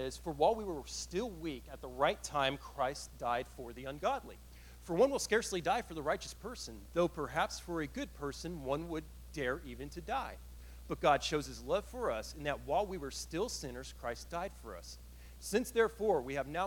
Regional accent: Killeen, Texas, United States; moved away; If I were in Killeen, I grew up in Killeen

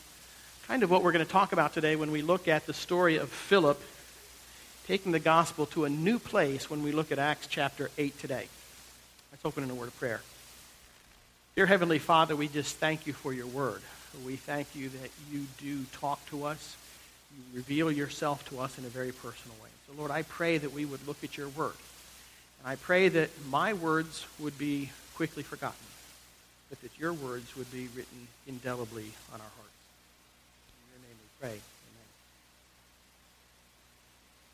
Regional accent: United States; moved away as an adult; now in Texas, United States; I grew up in the New York, Philadelphia area

